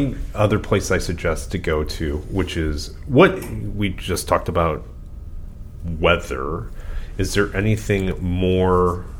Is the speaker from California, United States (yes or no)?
yes; California, United States; Even as a Californian.